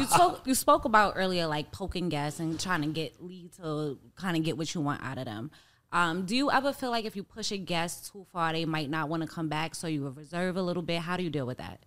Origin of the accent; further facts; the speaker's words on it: New York City, New York, United States; I'm from Harlem